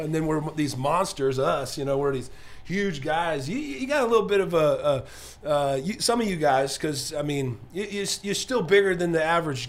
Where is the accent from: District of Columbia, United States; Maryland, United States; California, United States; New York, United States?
California, United States; Southern; moved away; I'm from Southern California